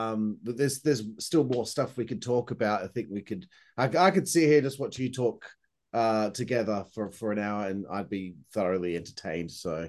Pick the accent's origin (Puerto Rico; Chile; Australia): Australia; Perth, Western Australia; I'm from Perth, Western Australia, most isolated city in the world.